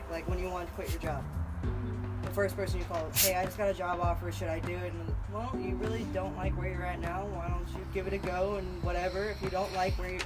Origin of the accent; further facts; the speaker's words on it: the South, United States; I grew up in the South